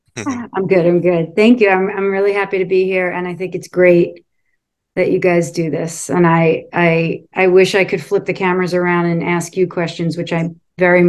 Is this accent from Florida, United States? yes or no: no; New York City, New York, United States; also born or lived in Falmouth, Massachusetts; I grew up in Brooklyn, New York